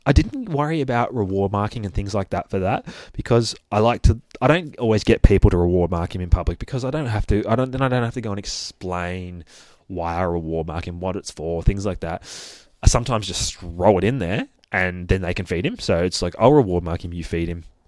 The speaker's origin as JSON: {"language": "English", "country": "Australia", "accent": "Aussie", "said": "I'd like to say I try to put on my best Aussie accent for you guys, but I reckon I'm already doing a pretty good shot at it."}